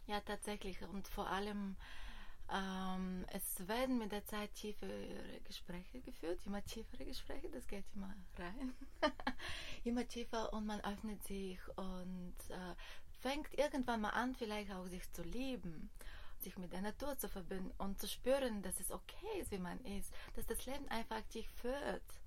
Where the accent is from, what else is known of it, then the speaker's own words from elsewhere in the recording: Bulgaria; German is a second language; moved away as an adult; also born or lived in Germany; now in Berlin, Germany; Ich komme aus Bulgarien, also ich bin in Bulgarien geboren